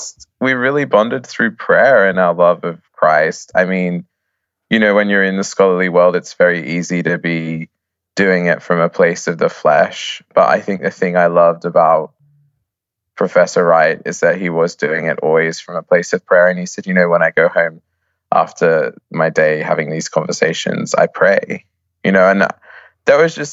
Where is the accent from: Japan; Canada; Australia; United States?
Australia; now in Oxford, United Kingdom; Well, I'm an Australian.